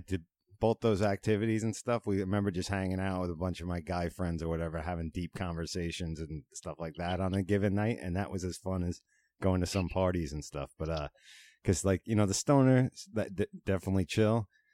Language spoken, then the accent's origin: English; Long Island, New York, United States; Growing up in Manitowoc and Cuyahoga on the country end of Long Island